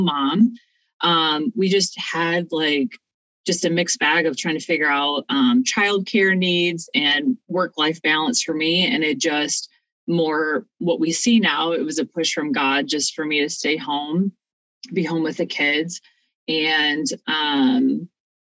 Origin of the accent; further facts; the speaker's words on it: Ohio, United States; moved away as an adult; now in Sellersburg, Indiana, United States; My family and I were originally Buckeyes, so we're from Ohio.